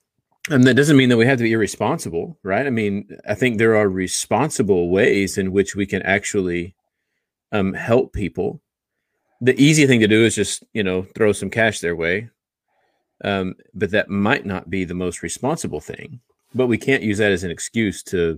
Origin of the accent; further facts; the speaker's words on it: Austin, Texas, United States; growing up in Austin, you know, every street corner, someone is asking for something.